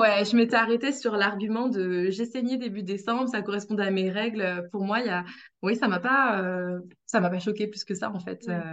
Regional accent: Brittany, France; moved away; je suis bretonne

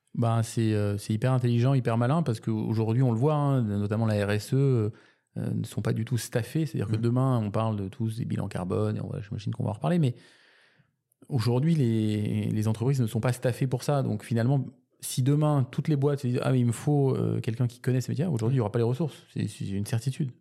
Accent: Toulouse, Occitania, France; moved away; also born or lived in Canada / Paris; je suis né à Toulouse et j'ai vécu également au Canada pour ensuite revenir à Paris

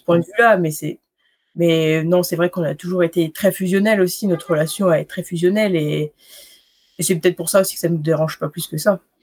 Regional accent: Bourg-Saint-Maurice, Auvergne-Rhône-Alpes, France; moi j'arrive euh, du fin fond de la Savoie, des Bourg-Saint-Maurice, mmh dans la vallée de la Haute-Tarentaise. Et mmh, puis j'ai jamais trop quitté Bourg-Saint-Maurice

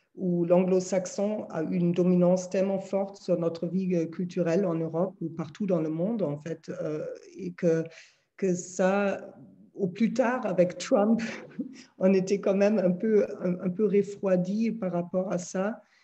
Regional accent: Berlin, Germany; French is a second language; moved away; je suis, comme vous entendez certainement, je suis allemande, donc née à Berlin

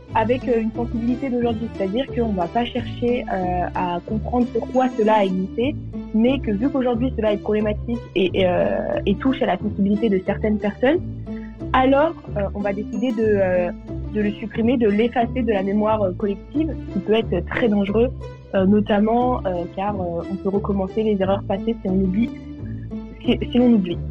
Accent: Paris, Île-de-France, France; j'ai 19 ans, je viens de Paris

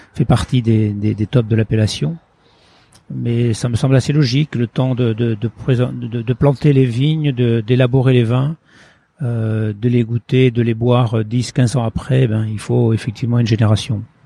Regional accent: Pauillac, Nouvelle-Aquitaine, France; born or raised there; also born or lived in Portugal / Île Patiras / Bordeaux

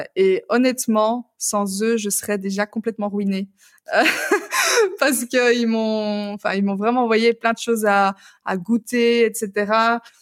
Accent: Belgium; je suis belge

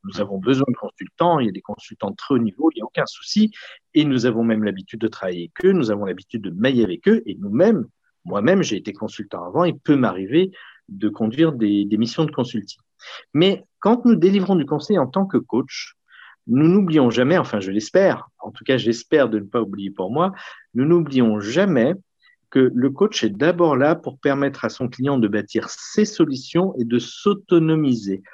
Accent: Lyon, Auvergne-Rhône-Alpes, France; born or raised there

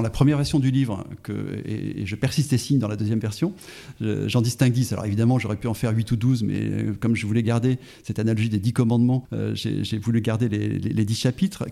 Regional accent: Auvergne-Rhône-Alpes, France; je suis auvergnat

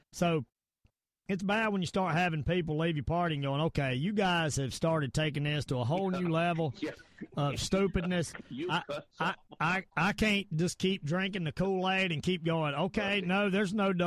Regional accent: United States; I am American

